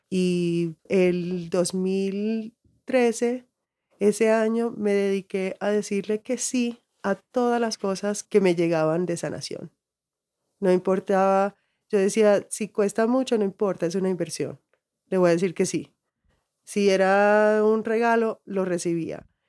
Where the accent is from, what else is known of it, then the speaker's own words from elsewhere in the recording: Miami, Florida, United States; moved away as an adult; also born or lived in Colorado; now in Santa Elena, Colombia; yo crecí en Miami, que es muy cubano, y todas mis amistades eran cubanas